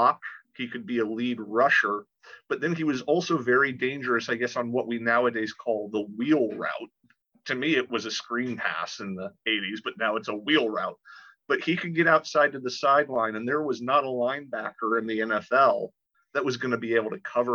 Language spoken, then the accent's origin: English; Tampa, Florida, United States; growing up in the Tampa Bay area in the 80s